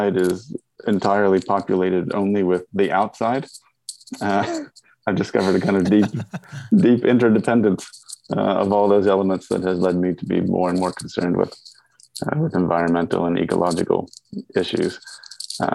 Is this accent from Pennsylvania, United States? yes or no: yes; Pennsylvania, United States; now in McKinney, Texas, United States; I grew up in Pennsylvania, out in the rural Appalachian Hills